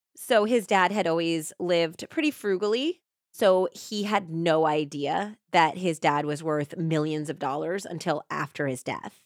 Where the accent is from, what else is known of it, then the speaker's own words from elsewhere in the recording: Saratoga Springs, New York, United States; where I grew up was near the Saratoga racetrack